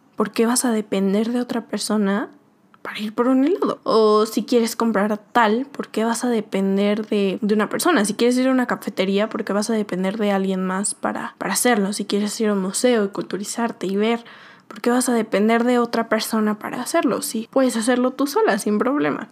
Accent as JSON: {"language": "Spanish", "country": "Mexico", "moved": "as an adult", "said": "no estaba en mi México, no estaba en mi país no tenía mi familia"}